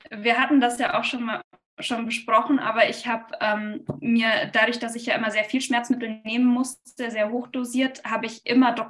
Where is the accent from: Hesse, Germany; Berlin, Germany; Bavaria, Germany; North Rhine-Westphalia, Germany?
Bavaria, Germany; also born or lived in Hamburg; also ich komme ursprünglich aus dem Allgäu